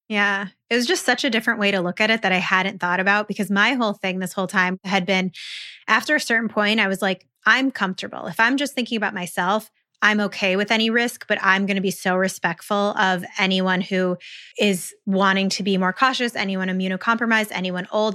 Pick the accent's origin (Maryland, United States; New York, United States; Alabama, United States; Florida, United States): New York, United States; Western; moved away; I'm originally from Western New York